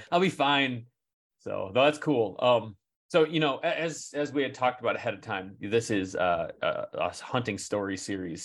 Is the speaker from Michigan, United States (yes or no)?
yes; Michigan, United States; we're from Michigan